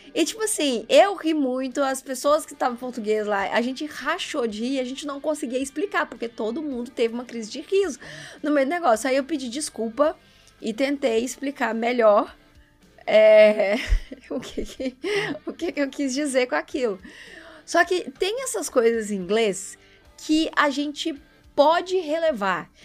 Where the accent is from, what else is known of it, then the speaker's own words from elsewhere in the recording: Brazil; nós, como brasileiros